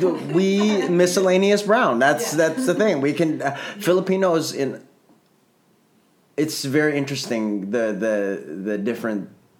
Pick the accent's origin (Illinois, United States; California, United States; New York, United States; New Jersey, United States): Illinois, United States; Chicago; now in Los Angeles, United States; when I was growing up in Chicago